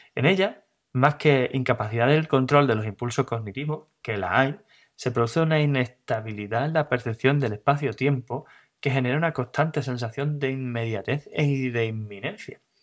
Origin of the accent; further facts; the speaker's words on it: Cádiz, Andalusia, Spain; soy de Cádiz